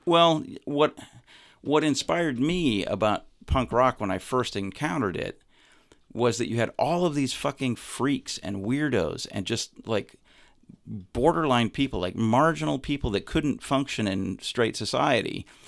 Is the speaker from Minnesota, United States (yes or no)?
no; Montana, United States; moved away as an adult; also born or lived in Chicago; I grew up in Montana. I my I moved around a lot when I was a little kid, but I did m- most of my formative experiences were in Montana.